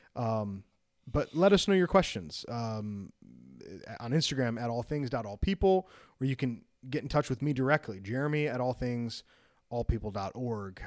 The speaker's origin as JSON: {"language": "English", "area": "outside of Chicago", "region": "Illinois", "country": "United States", "tie": "born or raised there", "moved": "yes", "said": "I grew up outside of Chicago"}